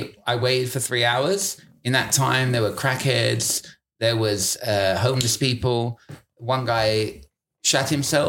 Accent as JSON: {"language": "English", "region": "England", "country": "United Kingdom", "said": "I'm English."}